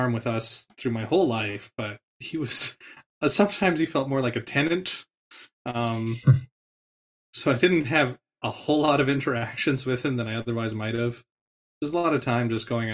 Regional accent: Canada; moved away; born and raised in the Peace region

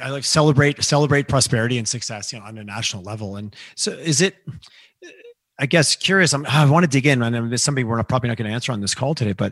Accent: Eastern Canada, Canada; I grew up in Eastern Canada, so I, I have family in Quebec

